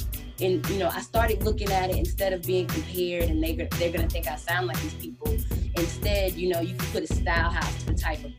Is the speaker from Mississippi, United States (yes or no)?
yes; South Mississippi, United States; moved away as an adult; now in Atlanta, United States; I'm originally from South Mississippi.